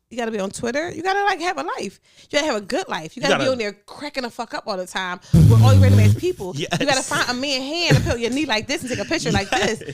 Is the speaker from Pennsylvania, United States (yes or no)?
yes; Philadelphia, Pennsylvania, United States; I'm from North Philly.